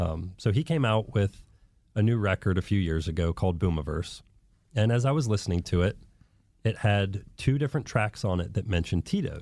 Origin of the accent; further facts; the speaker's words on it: Columbus, Ohio, United States; No. I'm from Columbus, Ohio. I'm, a white guy from Columbus, 175 pounds soaking wet